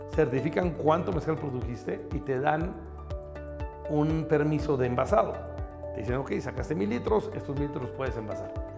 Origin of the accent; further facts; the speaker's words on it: Oaxaca, Mexico; Soy oaxaqueño, soy orgullosamente oaxaqueño, mi familia es de Oaxaca